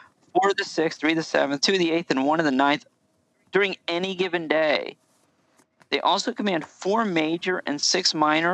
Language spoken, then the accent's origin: English; Southern United States, United States; We're Southern Americans